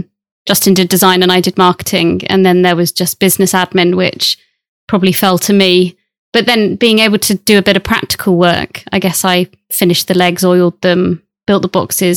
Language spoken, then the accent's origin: English; Brixham, South West England, United Kingdom; also born or lived in Bournemouth; now in Plymouth, United Kingdom; I grew up in Brixham, so in Devon, by the sea. So always lived by the sea.